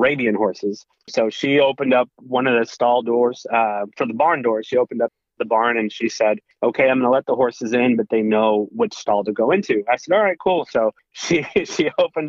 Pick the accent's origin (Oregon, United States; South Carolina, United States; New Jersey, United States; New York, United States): Oregon, United States; Woodburn; also born or lived in Portland, Oregon; And so I grew up in Woodburn, Oregon, and went to high school there